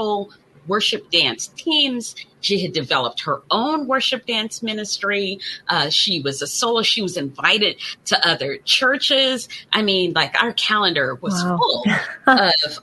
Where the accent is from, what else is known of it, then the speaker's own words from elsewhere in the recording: Colorado Springs, Colorado, United States; moved away as an adult; also born or lived in Azores, Portugal / Germany; my hometown of Colorado Springs